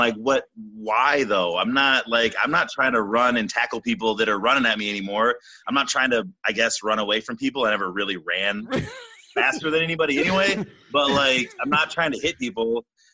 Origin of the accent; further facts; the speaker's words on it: Traverse City, Michigan, United States; I spent a year back in my hometown in Traverse City at a junior college.